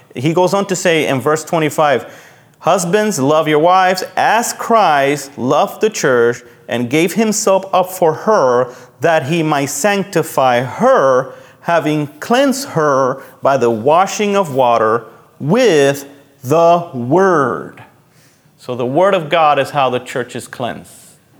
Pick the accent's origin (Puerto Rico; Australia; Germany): Puerto Rico; moved away; when I grew up in Puerto Rico, my mom was a member of a cooperative.